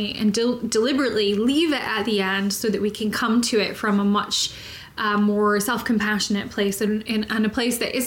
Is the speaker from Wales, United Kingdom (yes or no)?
no; Scotland, United Kingdom; also born or lived in Texas; I am from Scotland, so I've eaten haggis